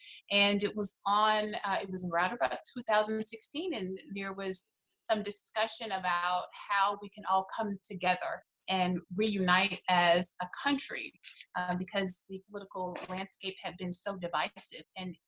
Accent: Birmingham, Alabama, United States; moved away as an adult; also born or lived in California / Nashville, Tennessee / Richmond, Virginia / Dallas, Texas; now in Northwest Arkansas, United States; I was born in California. I grew up in Birmingham, Alabama, spent just about all of my, from about 2 years old until I graduated college in Alabama. That's where my mother's family is from, and so Birmingham is my home.

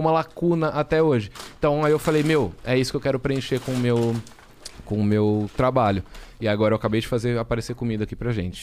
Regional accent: Jaú, São Paulo, Brazil; eu sou de Jaú, interior de São Paulo

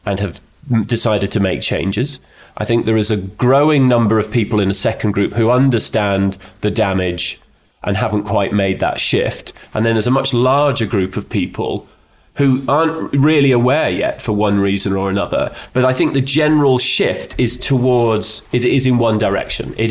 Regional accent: Edinburgh, Scotland, United Kingdom; I was brought up in Edinburgh by Scottish parents who valued things

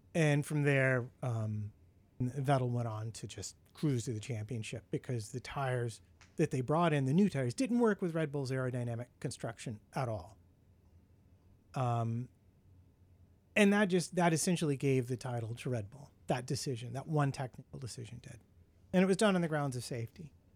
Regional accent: United States; being an American

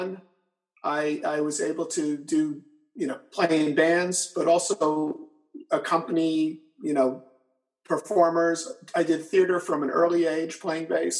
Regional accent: Port Chester, New York, United States; I grew up in Portchester and I still live in Portchester

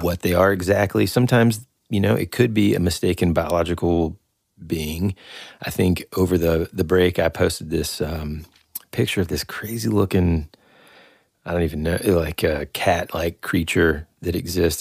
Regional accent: United States; as an American

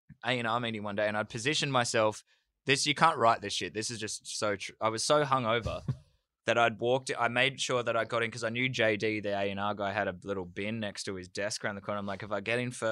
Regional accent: Gold Coast, Queensland, Australia; moved away; We're from the Gold Coast.

